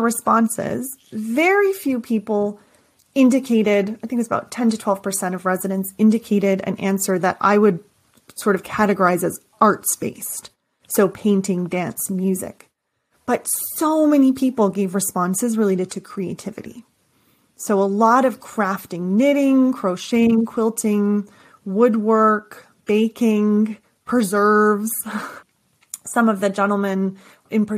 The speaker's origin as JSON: {"language": "English", "country": "Canada", "said": "I'm from Canada"}